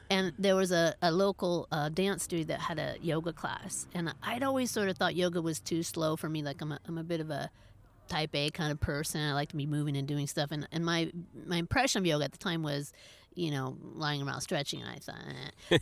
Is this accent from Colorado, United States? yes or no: no; Berkeley, California, United States; I grew up in Berkeley, California